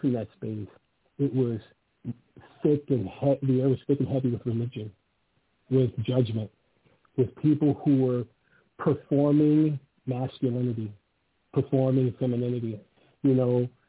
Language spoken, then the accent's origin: English; Los Angeles, California, United States; moved away; I was born and raised in Venice Beach